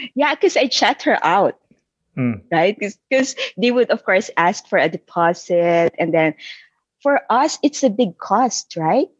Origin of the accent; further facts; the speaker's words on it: Isabela, Cagayan Valley, Philippines; moved away as an adult; also born or lived in Manila, Philippines; now in Vancouver, Canada; I was born and raised in Isabela, which is one of the provinces in northern Philippines. When I was 12 years old, I moved by myself to Manila to study